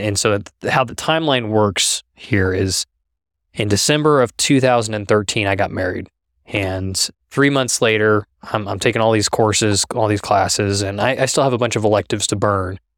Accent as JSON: {"language": "English", "town": "Halstead", "region": "Kansas", "country": "United States", "tie": "born or raised there", "also_born_or_lived": "Norman, Oklahoma", "said": "my family moved up to Halsted, Kansas when I was about four years old"}